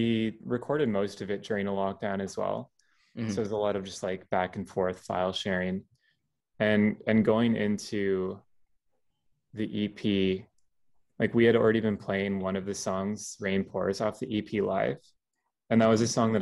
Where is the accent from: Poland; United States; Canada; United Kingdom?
Canada; small town in Southern Ontario; I moved to this small town at the beginning of high school and I'm currently still in the same place like all these years later